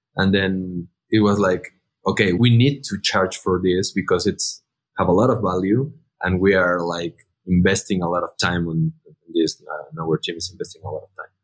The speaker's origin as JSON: {"language": "English", "country": "Mexico", "said": "all the founders, we are from Mexico"}